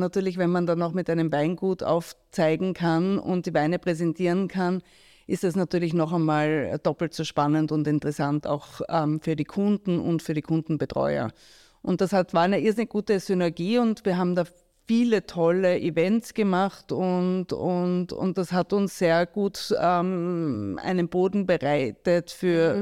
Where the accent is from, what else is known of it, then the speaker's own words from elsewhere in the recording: Graz, Styria, Austria; moved away; also born or lived in New York; ich bin in Graz aufgewachsen